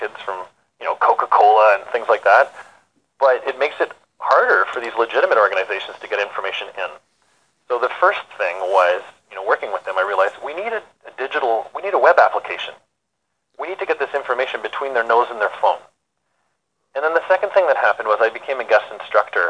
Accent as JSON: {"language": "English", "town": "Peterborough", "region": "Ontario", "country": "Canada", "tie": "born or raised there", "said": "I grew up in Peterborough."}